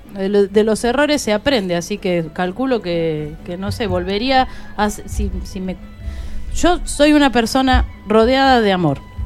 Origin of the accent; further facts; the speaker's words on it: Buenos Aires, Argentina; Yo soy una porteña que canto folclore santiagueño